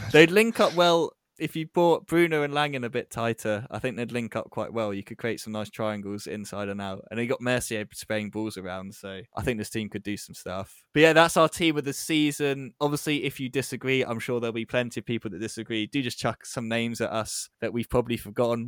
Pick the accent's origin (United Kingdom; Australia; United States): United Kingdom; England